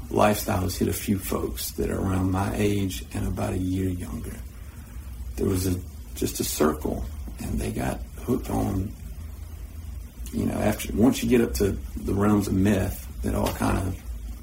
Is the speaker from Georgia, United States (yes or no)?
yes; Irwin County, Georgia, United States; I grew up in Erwin County since the second grade.